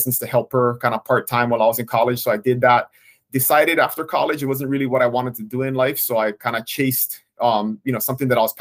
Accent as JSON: {"language": "English", "town": "Kona", "region": "Hawaii", "country": "United States", "tie": "born or raised there", "said": "I was born and raised on the Big Island in Kona, so I still live there today."}